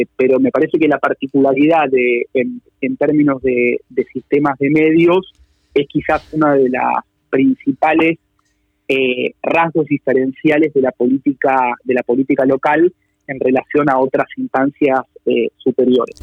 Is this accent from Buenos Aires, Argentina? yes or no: yes; Buenos Aires, Argentina; quienes trabajamos por ahí en campañas del, interior del país, pero que por ahí venimos de la ciudad de Buenos Aires